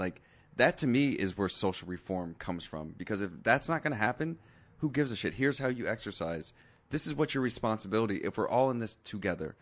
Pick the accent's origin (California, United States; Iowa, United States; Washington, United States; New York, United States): Washington, United States; Seattle; now in West Hollywood, United States; I'm from Seattle